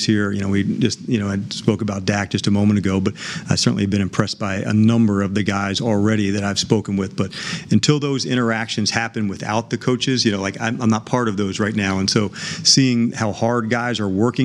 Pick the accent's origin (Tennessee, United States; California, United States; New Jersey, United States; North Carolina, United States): New Jersey, United States; I grew up in New Jersey about, you know, 20 miles west of Manhattan.